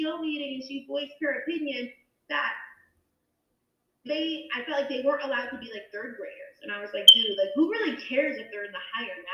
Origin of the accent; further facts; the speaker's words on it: Danbury, Connecticut, United States; I didn't grow up in New Canaan. I grew up in Danbury. And Danbury, Connecticut